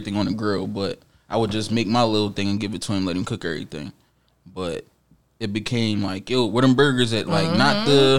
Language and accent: English; Jamaica; I'm Jamaican for sure.